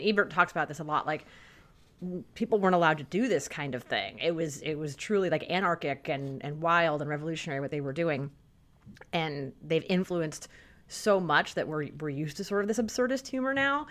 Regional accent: United States; growing up in America in the 20th century.

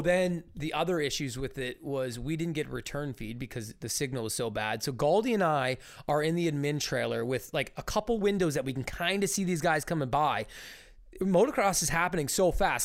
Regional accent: Ontario, Canada; growing up in Ontario

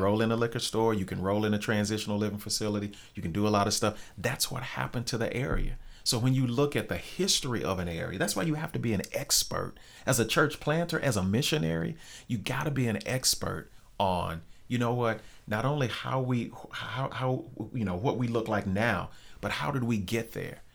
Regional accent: North Little Rock, Arkansas, United States; I grew up in Glenview, which is a, a suburb of Rose

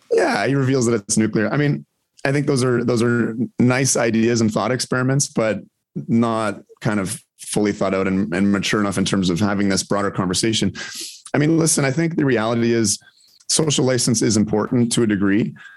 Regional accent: Ontario, Canada; I grew up in Ontario

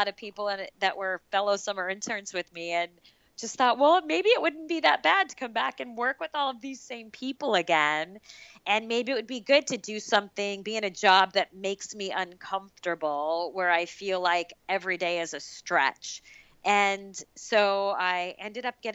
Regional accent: Arizona, United States; So I'm from Arizona, so that's my home state

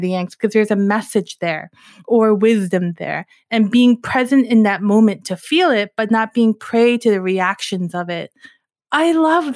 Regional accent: New York, United States; I'm from New York

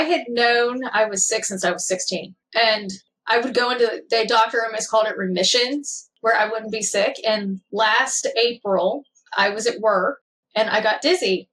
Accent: Kentucky, United States; born and raised in Kentucky, small town

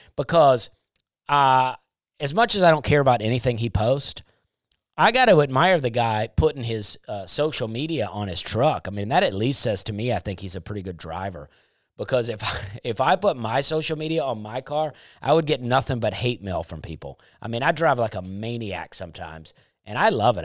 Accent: Alabama, United States; growing up in Alabama

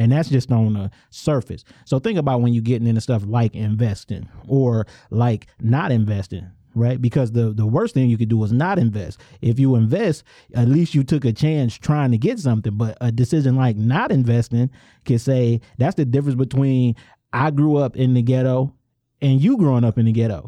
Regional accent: suburban Detroit, Michigan, United States; I'm from Angster, and on the outside looking in, one would call that a suburb

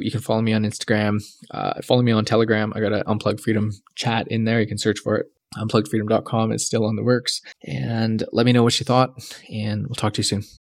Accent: Canada; I came back because I loved being a Canadian

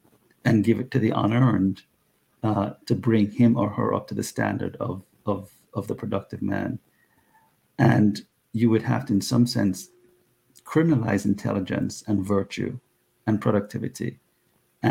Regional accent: Jamaica; now in United States; my Jamaican countryman Usain Bolt

